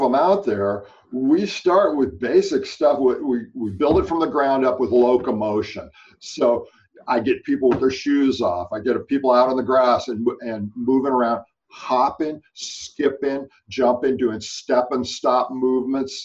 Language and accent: English; California, United States; growing up in California had a, a very big uh, environmental influence in my life